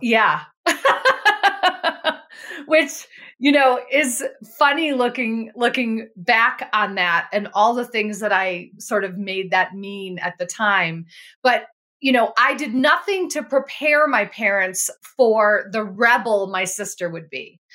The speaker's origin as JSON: {"language": "English", "town": "Buffalo", "region": "New York", "country": "United States", "tie": "born or raised there", "said": "I grew up in Buffalo, New York."}